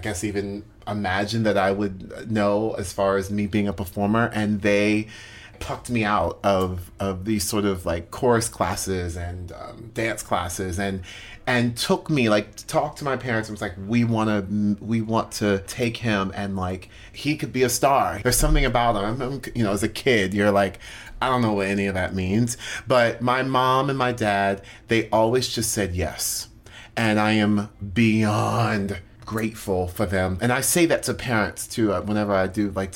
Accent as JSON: {"language": "English", "town": "Orlando", "region": "Florida", "country": "United States", "tie": "born or raised there", "said": "I grew up in Orlando, Florida"}